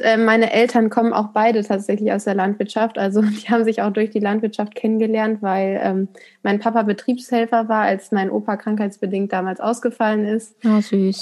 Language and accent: German; Ruhr area, between Marl and Haltern am See, North Rhine-Westphalia, Germany; Und das Bauerndorf ist Kleinherne. Hier bin ich auch aufgewachsen